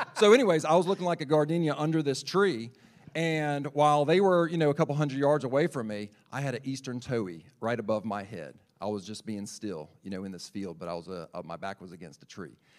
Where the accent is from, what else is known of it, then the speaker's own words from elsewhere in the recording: Lexington, South Carolina, United States; also born or lived in Charleston; I was born and raised in South Carolina, uh, born in Lexington Medical Center. Uh, I grew up on the south side of Lake Murray